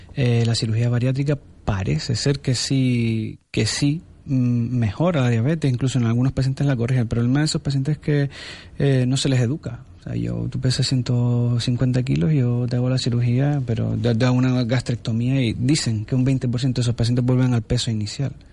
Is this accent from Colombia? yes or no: no; Spain; Somos españoles, pero vivimos en África